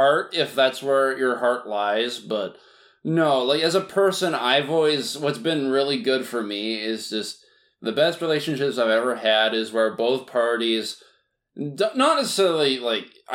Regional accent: Vancouver, British Columbia, Canada; I grew up in Vancouver, most of my life

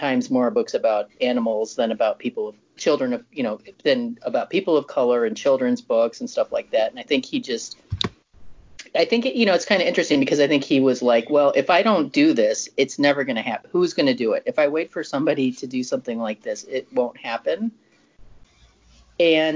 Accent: Chicago, Illinois, United States; moved away; I'm from Chicago originally

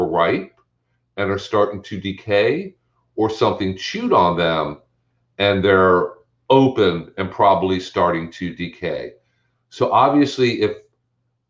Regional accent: Maryland, United States; now in Florida, United States; when I was a kid growing up in Maryland

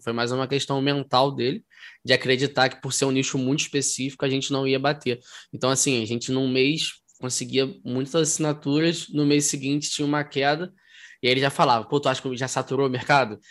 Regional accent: Rio de Janeiro, Brazil; eu sou aqui do Rio, é, do Rio de Janeiro, tenho 26 anos

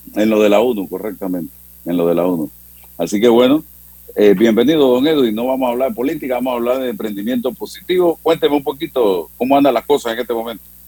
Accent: Panama; cómo somos los panameños

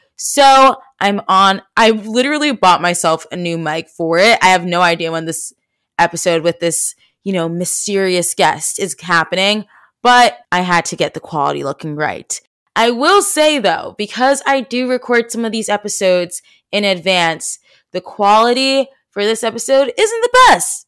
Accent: New Jersey, United States; I'm from South Jersey.

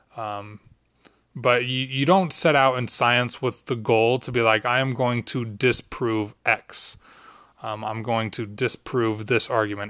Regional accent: Utah, United States; Growing up in Utah

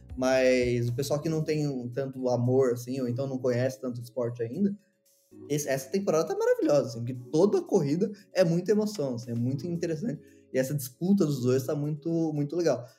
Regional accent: Brazil; eu sou brasileiro

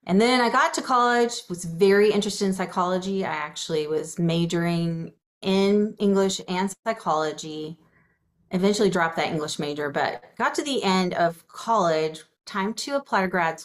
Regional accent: Atlanta, Georgia, United States; I grew up in suburban Atlanta

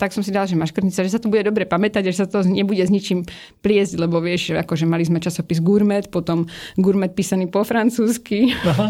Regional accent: Prague, Czechia; Narodil som sa v roku 1990 v Čechách na Vinohradu v Prahe.

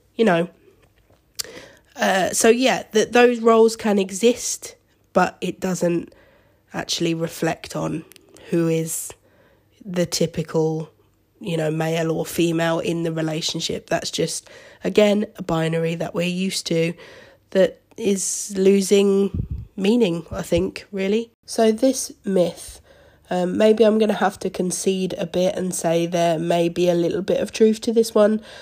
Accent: Seaford, South East England, United Kingdom; also born or lived in Brighton; I was actually brought up in Seaford, which is a small town, maybe half an hour outside of Brighton

